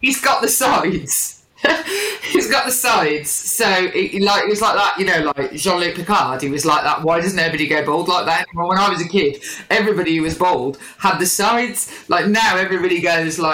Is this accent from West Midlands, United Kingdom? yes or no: yes; Birmingham, West Midlands, United Kingdom; growing up in Birmingham, you are right next to Stratford